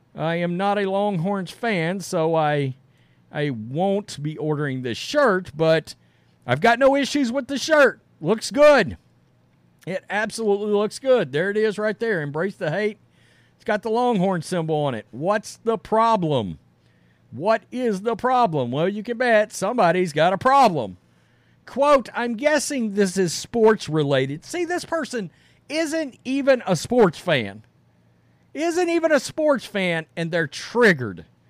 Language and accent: English; Texas, United States; I'm from Texas